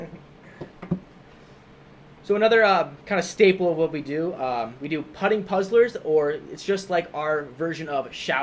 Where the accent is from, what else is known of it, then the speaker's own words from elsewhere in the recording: Illinois, United States; we're also from Illinois